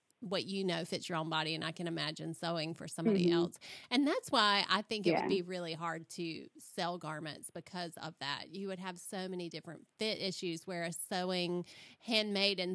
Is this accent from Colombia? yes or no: no; Florida, United States; I come from Florida, so our heat is so different